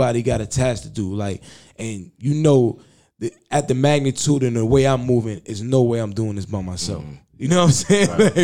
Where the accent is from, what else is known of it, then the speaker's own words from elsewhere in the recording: New York City, New York, United States; I'm not saying I wasn't born in Queens, but I was raised in Queens, like my whole life.